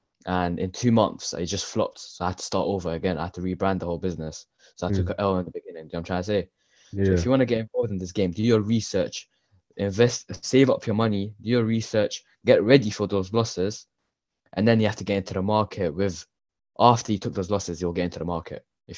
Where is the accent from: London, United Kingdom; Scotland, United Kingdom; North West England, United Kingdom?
London, United Kingdom; Ilford; I grew up in East London, Ilford.